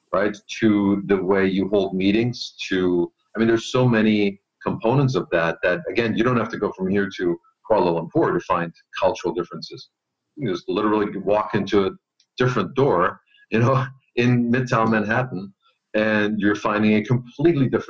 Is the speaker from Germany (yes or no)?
yes; Germany; moved away as an adult; also born or lived in Austria; now in United States; I'm not originally from the U.S. I was born and raised in Germany. And I left Germany, went to Austria, and then worked in Austria for a bit, and then came over to the U.S.